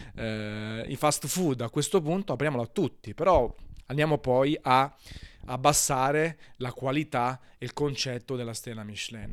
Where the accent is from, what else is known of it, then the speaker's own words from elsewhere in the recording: Naples, Campania, Italy; sono napoletano